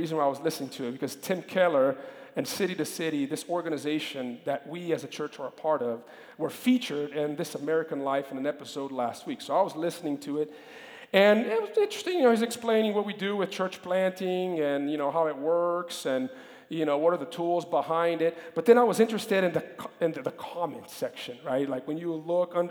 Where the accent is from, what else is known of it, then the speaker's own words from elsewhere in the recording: Brazil; moved away; When I was a kid, growing up in Brazil